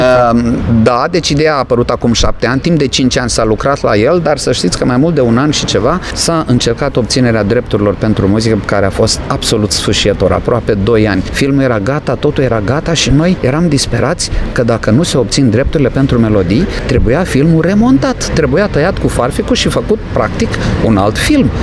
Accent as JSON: {"language": "Romanian", "town": "Iași", "region": "Iași County", "country": "Romania", "said": "eu fiind atunci eșean"}